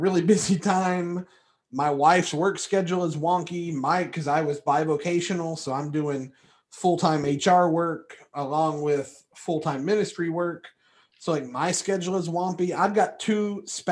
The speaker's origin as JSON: {"language": "English", "region": "Appalachia", "country": "United States", "accent": "Appalachian", "said": "They are my people, and that is how we do it."}